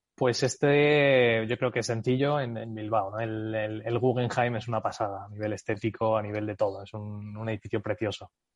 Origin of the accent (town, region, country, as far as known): United States; born or raised there; moved away as an adult